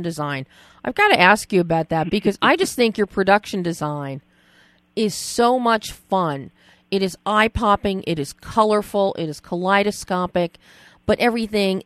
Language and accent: English; Philadelphia, Pennsylvania, United States; I grew up in Philadelphia